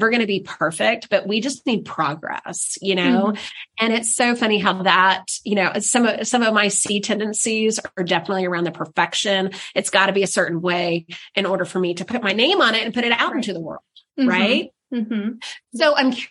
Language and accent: English; the South, United States; I'm from the South